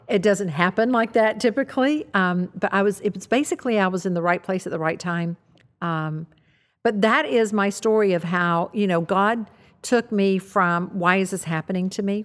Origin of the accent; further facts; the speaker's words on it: the South, United States; I grew up in the South